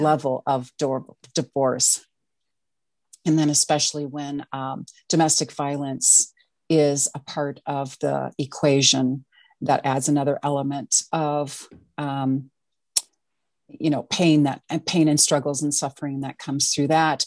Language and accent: English; Wisconsin, United States; now in Minneapolis, United States; I'm originally from Wisconsin.